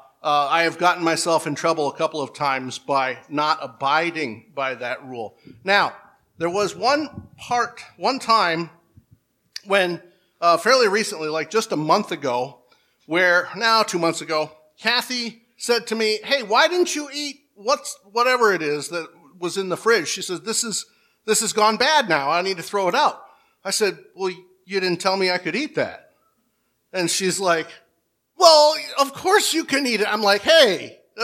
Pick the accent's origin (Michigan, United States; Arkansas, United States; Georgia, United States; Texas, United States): Michigan, United States; We're both from Michigan